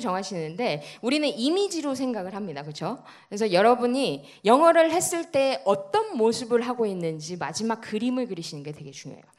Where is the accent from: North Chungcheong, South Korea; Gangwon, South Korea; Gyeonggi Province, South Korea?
North Chungcheong, South Korea; Cheongju; 청주에서 태어났습니다.